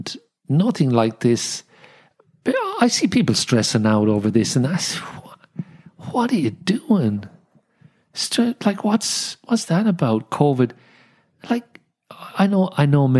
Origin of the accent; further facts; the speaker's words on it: Dublin, Leinster, Ireland; also born or lived in London / Sydney; now in Wollongong, Australia; I was born in Dublin, 5 years in London, then came back to Ireland with an English accent into the Irish schooling system